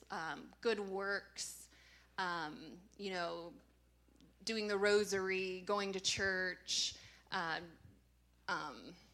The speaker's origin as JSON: {"language": "English", "town": "Massillon", "region": "Ohio", "country": "United States", "said": "So I grew up Catholic, and I'm from Massillon."}